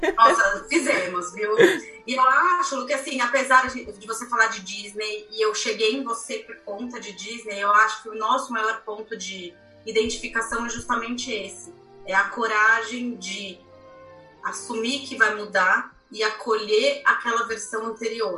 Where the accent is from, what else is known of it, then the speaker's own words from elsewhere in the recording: Brazil; sendo brasileiro